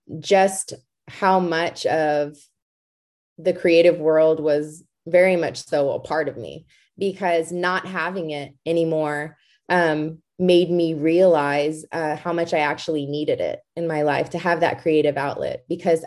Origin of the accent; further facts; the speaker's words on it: Georgetown, Texas, United States; I was born and raised in Georgetown, Texas